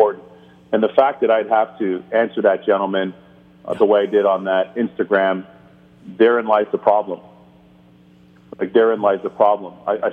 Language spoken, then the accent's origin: English; Canada; moved away as an adult; also born or lived in Barbados (ancestry); now in United States; Caribbean blood, and then be raised in Canada and learn the game in Canada and play the game in Canada